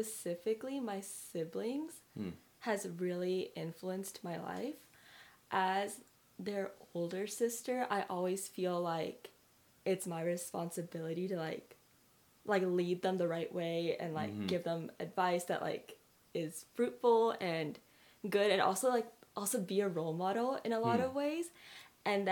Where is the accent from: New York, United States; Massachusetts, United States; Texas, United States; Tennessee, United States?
Texas, United States; Dallas; moved away as an adult; now in San Antonio, United States; I grew up in Dallas